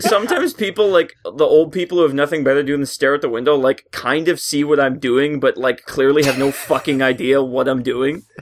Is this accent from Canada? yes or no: yes; Canada; I work at Tim Hortons, 'cause I'm a Canadian stereotype